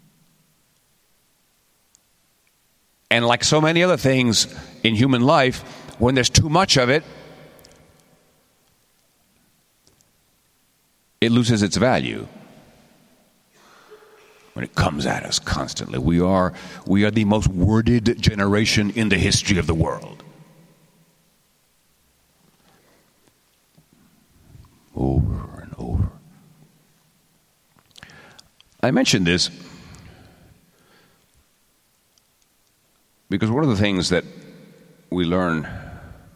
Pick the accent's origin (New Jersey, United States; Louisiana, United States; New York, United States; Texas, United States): Texas, United States; I'm from Texas